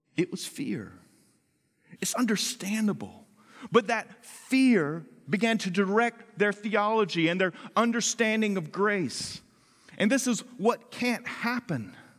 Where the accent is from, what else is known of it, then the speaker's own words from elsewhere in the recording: the South, United States; moved away; also born or lived in Washington, D.C.; I grew up in the South where khaki pants are part of a uniform that you conform